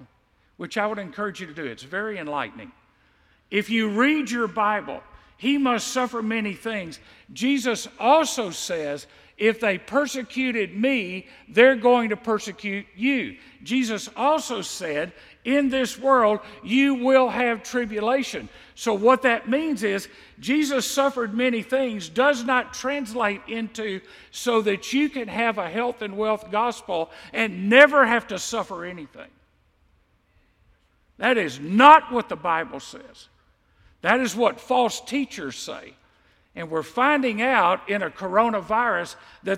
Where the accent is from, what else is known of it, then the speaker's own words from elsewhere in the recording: United States; I'm an American Christian.